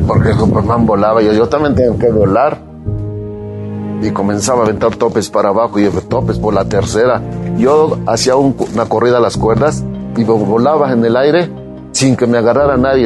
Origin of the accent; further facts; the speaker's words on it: Puebla, Mexico; si yo soy poblano